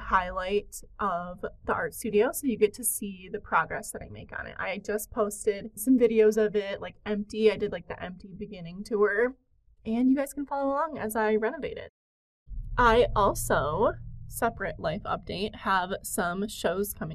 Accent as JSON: {"language": "English", "town": "Detroit", "region": "Michigan", "country": "United States", "tie": "born or raised there", "lives_now": "Michigan, United States", "said": "I grew up in the Detroit area, which is a very urban area"}